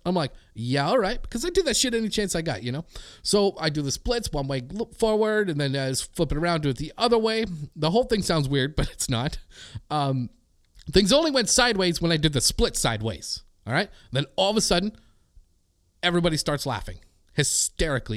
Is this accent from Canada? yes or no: yes; Canada; as a Canadian